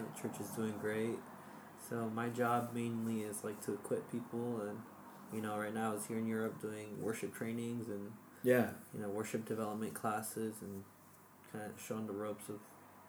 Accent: Managua, Nicaragua; born there; Yeah, I was born in Nicaragua, Managua, the Baptist hospital.

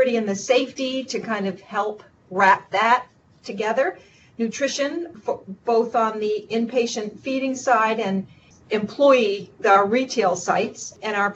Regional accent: Vermont, United States; I grew up in Vermont, so I'm a native Vermonter

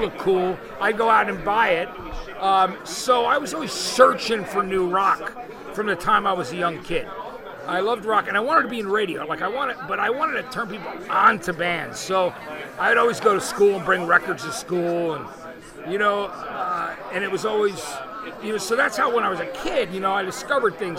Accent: East Brunswick, New Jersey, United States; also born or lived in Athens, Georgia; I grew up in New Jersey. So where I was in central New Jersey was kind of a cool place to be. It was closer to New York City, where I was, in a town called East Brunswick

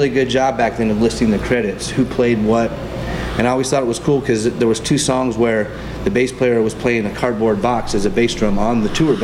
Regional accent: Southern California, United States; also born or lived in Colorado / Las Vegas / Texas; I grew up in Southern California

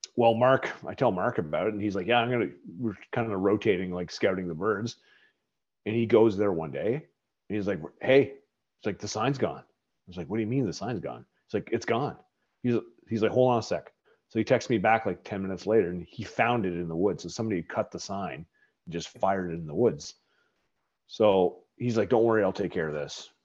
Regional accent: Nova Scotia, Canada; I'm from, I grew up in Nova Scotia

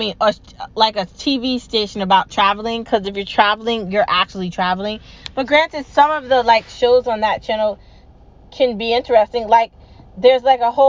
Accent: United States; I'm an American

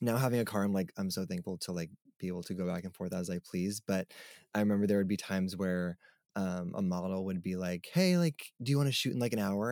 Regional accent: Long Island, New York, United States; also born or lived in Brooklyn, New York; I grew up on Long Island, New York, so I've never, like, lived anywhere else other than New York

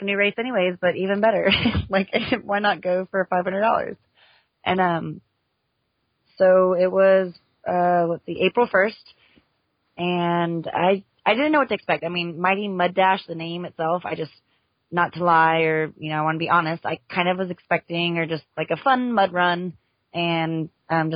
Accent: Houston, Texas, United States; moved away; I'm from Houston, and I was recently, just last year, moved back to Houston.

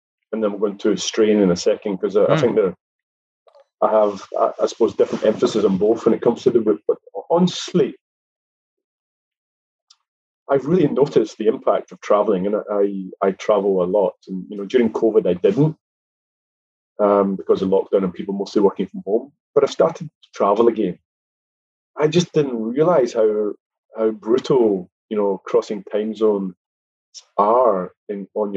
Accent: Scotland, United Kingdom; I, being a Scottish chap

